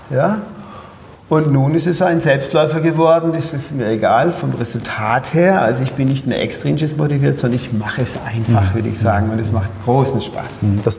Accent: Pforzheim, Baden-Württemberg, Germany; now in Berlin, Germany; Also ich bin vom, man hört es ja in meinem Dialekt, von Pforzheim nach Berlin umgezogen.

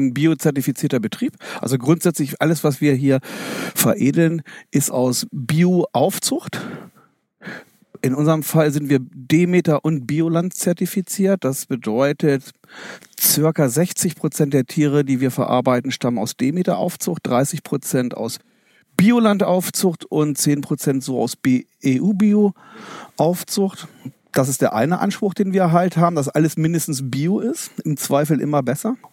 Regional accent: Osterode am Harz district, Lower Saxony, Germany; moved away; ich bin, bin aufgewachsen im Landkreis Osterode Harz, am Harz und komme somit auch aus einer Fleischerfamilie

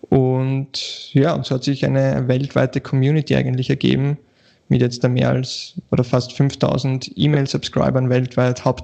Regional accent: Vienna, Austria; ja, ich bin aus Wien, äh

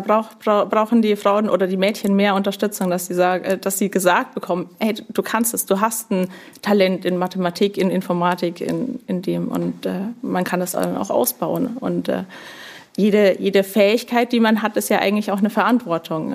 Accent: Upper Bavaria, Germany; accent: Franconian rolled R; moved away as an adult; also born or lived in Nuremberg; now in Schleswig-Holstein, Germany; absolutes Oberbayern, obwohl ich das fränkische Rollen der R meiner Eltern habe. Aber Oberbayern dort auch aufgewachsen

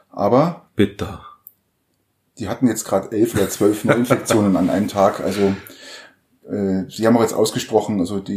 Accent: Germany; bei uns in Deutschland

